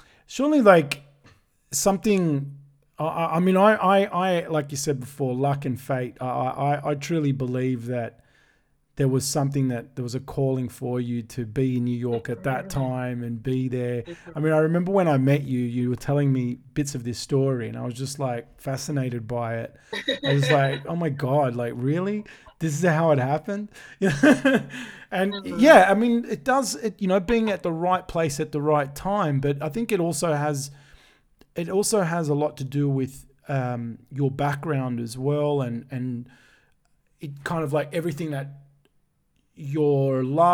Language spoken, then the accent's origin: English; Sydney, New South Wales, Australia; we're both from Sydney